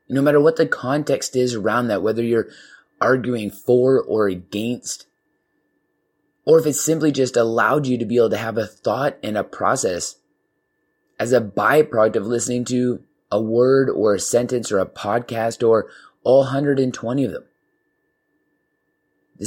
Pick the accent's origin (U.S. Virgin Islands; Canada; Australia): Canada; we got Canada, you know, represent my home country